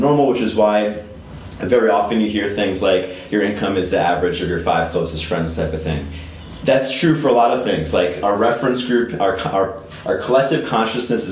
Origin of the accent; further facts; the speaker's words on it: United States; I'm American.